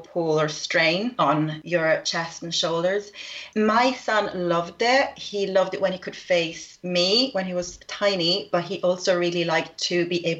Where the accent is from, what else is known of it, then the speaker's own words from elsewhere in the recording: Rome, Lazio, Italy; I am from Rome